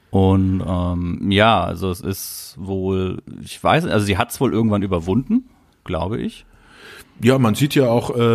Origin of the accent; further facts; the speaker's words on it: Southern Germany, Germany; ich bin ja in Süddeutschland aufgewachsen, da war es noch Südwest, das Südwestfernsehen.